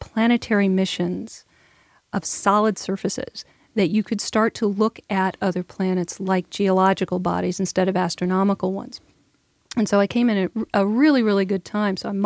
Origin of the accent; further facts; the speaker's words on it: Southwest Michigan, United States; I grew up in the Midwest, Southwest Michigan. So if anybody's familiar with Notre Dame, about 20 minutes north of Notre Dame into Michigan